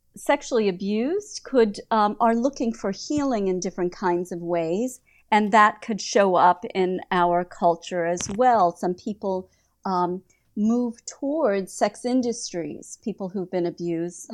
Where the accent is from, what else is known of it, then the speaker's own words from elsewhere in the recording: United States; also born or lived in Prague; I'm an American